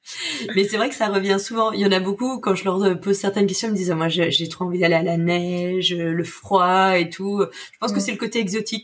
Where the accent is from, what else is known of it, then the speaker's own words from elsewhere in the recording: Le Havre, Normandy, France; moved away; je suis du Havre